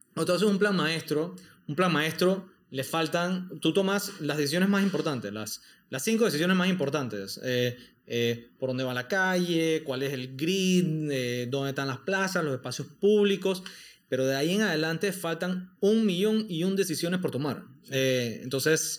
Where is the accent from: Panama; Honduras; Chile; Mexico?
Panama; los panameños